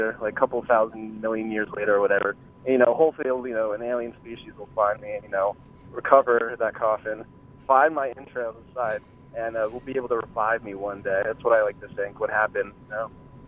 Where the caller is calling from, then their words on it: Union, New Jersey, United States; Oh, good old Union, New Jersey.